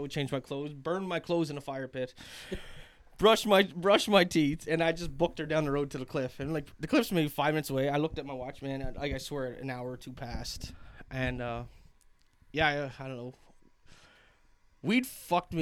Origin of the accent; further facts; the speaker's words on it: Glace Bay, Nova Scotia, Canada; I'm from Glace Bay, Cape Breton